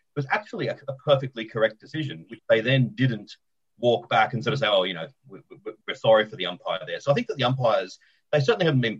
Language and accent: English; Australia; as an Australian